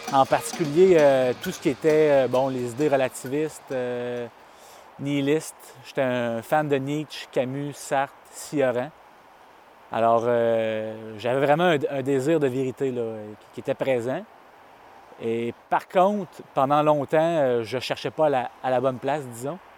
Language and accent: French; Saint-Apollinaire, Quebec, Canada; born there; Je suis né à Saint-Apollinaire, sur la rive sud.